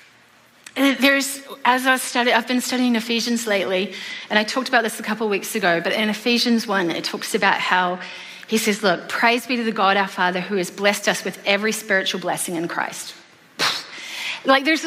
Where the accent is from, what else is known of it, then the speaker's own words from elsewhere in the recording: New Zealand; moved away; I'm from New Zealand, so there's no such thing as Thanksgiving in New Zealand.